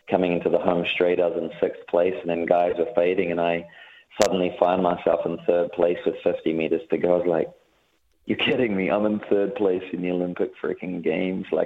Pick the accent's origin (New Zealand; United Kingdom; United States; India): New Zealand; Hutt, Wellington; I I was a kid from the Hutt, but I really wanted to experience and see the world